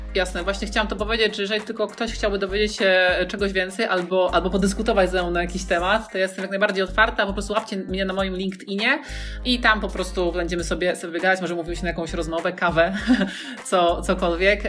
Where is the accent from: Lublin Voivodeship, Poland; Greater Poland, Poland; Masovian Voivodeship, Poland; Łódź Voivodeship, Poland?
Łódź Voivodeship, Poland; Łódź; ja jestem z Łodzi